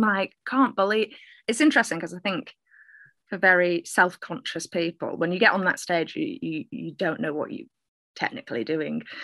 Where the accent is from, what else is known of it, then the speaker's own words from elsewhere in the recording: Manchester, North West England, United Kingdom; I'm a Mancunian poet. I am uh, originally from Manchester. Uh, not sure where my accent's from